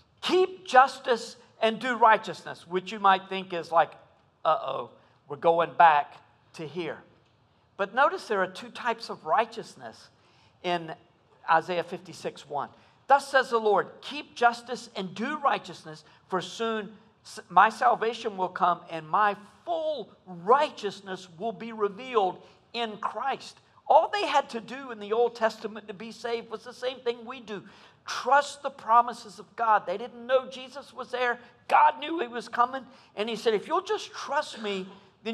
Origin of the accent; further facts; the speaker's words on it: United States; as American evangelicals